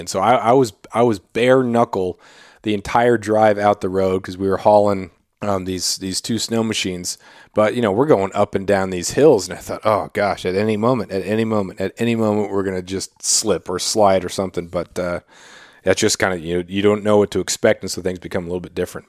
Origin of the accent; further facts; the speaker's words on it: Klawock, Alaska, United States; also born or lived in Colorado; growing up in Cloac, this was in the, in the eighties, you know, being a, being a little kid